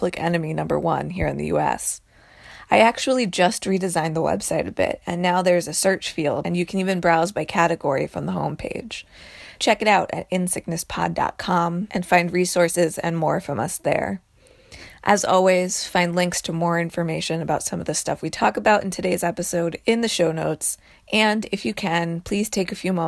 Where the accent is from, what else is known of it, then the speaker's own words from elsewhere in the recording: United States; as an American